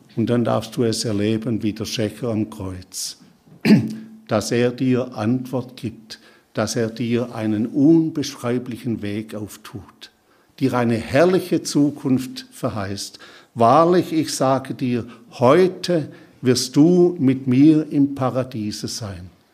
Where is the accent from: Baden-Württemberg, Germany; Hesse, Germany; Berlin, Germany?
Baden-Württemberg, Germany; Schorndorf area; also born or lived in Kaisersbach / Papua New Guinea; ich bin in Schondorf zur Schule gegangen